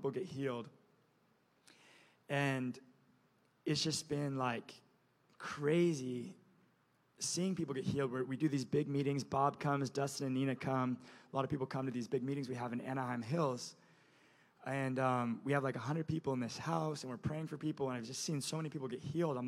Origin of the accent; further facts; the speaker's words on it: Indonesia; moved away; I'm from Indonesia, by the way, you guys. I grew up on an island culture where you honor the older person